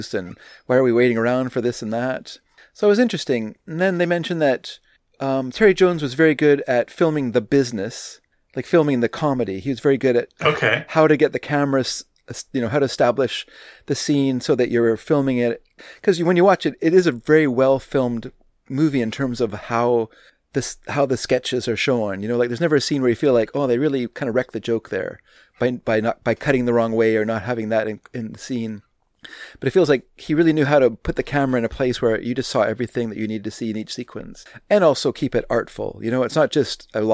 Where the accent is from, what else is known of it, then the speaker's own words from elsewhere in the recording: Burnaby, British Columbia, Canada; as a obsessed teen or obsessed preteen, actually, I used to go to the library in Burnaby